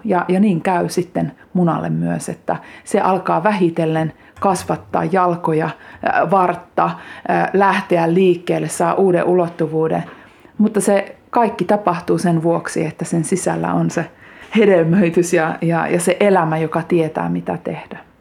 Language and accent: Finnish; Kiihtelysvaara, North Karelia, Finland; also born or lived in Lemi; now in Lappeenranta, Finland; Syntymäseutu on kiihtelysvaara ja nyt kun asun Lappeenrannassa